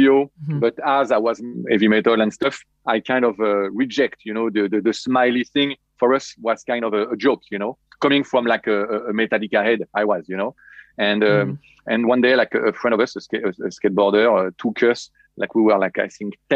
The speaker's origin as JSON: {"language": "English", "town": "Paris", "region": "Île-de-France", "country": "France", "tie": "born or raised there", "said": "I'm totally French, born and raised in Paris"}